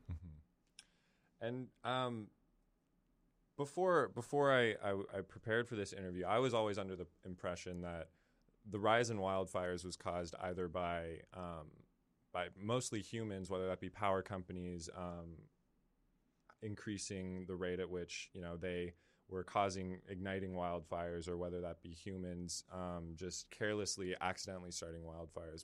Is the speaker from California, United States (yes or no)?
yes; San Francisco Bay Area, California, United States; I'm from the Bay Area